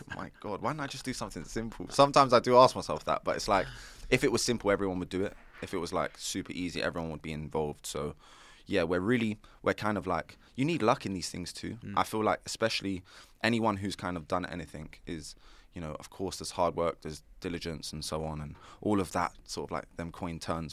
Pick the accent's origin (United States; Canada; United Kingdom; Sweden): United Kingdom; London; I'm an entrepreneur from North London